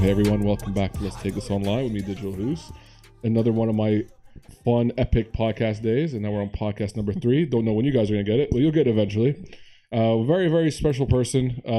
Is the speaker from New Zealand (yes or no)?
no; Saudi Arabia; also born or lived in United States; Even though I was born in the States, I never grew up there. I grew up in Saudi Arabia.